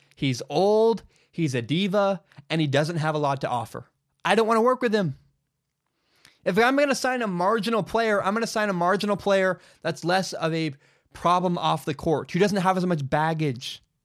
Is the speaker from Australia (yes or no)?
no; Vancouver, Washington, United States; also born or lived in Oregon; I'm from Vancouver, Washington. It's home to me